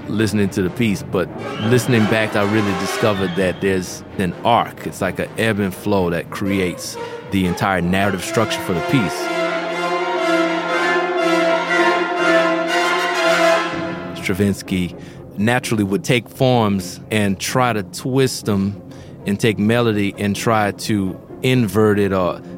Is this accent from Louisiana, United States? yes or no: yes; New Orleans, Louisiana, United States; growing up in New Orleans